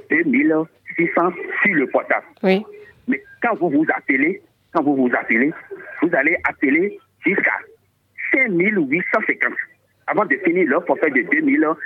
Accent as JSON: {"language": "French", "town": "Porto-Novo", "region": "Ouémé", "country": "Benin", "said": "moi, je suis de Porte-Nouveau."}